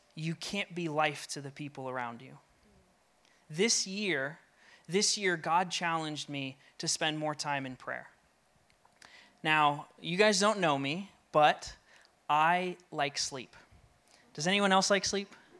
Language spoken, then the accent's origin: English; Colorado, United States; now in New England, United States; I'm from Colorado and moved here